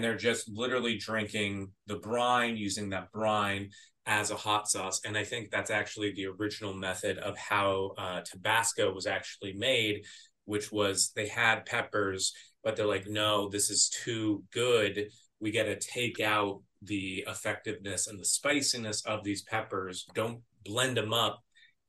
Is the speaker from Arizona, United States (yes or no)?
yes; Arizona, United States; growing up in Arizona